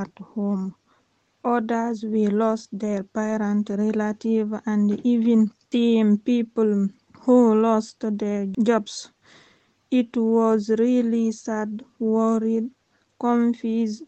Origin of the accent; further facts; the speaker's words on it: Conakry, Guinea; English is a second language; now in Hackney, United Kingdom; I came from Guinea-Conakry